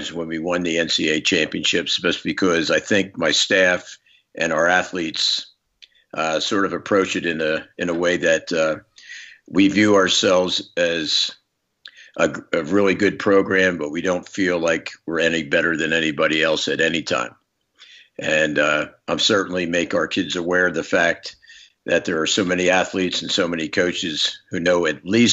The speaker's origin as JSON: {"language": "English", "town": "Philadelphia", "region": "Pennsylvania", "country": "United States", "tie": "born or raised there", "said": "I was very fortunate as a young guy to grow up in Philadelphia"}